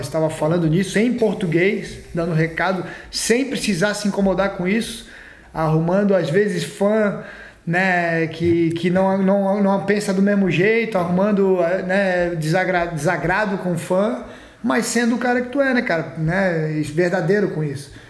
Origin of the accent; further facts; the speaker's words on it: Florianópolis, Santa Catarina, Brazil; eu cresci em Floripa lá